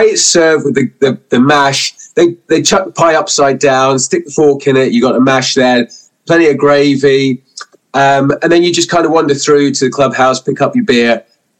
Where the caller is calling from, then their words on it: near Oxford, South East England, United Kingdom; I'm calling from a little place called Cheveley. We have a service station just south of Oxford.